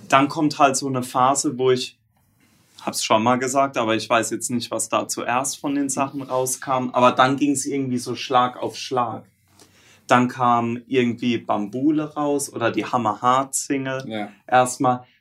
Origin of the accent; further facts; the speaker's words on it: Southern Germany, Germany; weil wir, wir sind ja aus Süddeutschland.